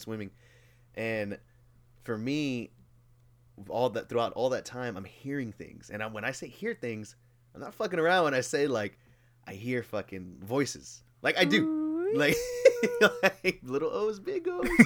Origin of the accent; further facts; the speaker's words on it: Houston, Texas, United States; born and raised in Houston